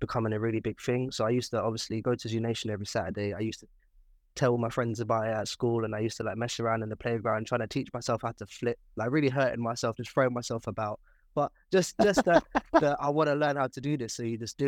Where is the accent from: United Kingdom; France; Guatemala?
United Kingdom; London; born and raised in South London